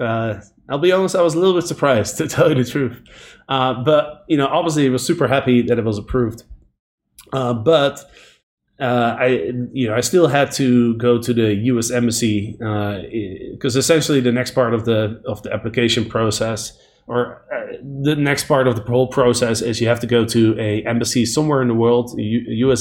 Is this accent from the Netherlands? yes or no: yes; Netherlands; moved away as an adult; also born or lived in Bulgaria / Panama; now in San Diego, United States; my home country, uh, the Netherlands